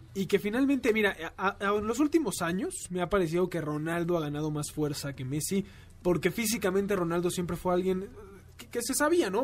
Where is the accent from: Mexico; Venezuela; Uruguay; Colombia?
Mexico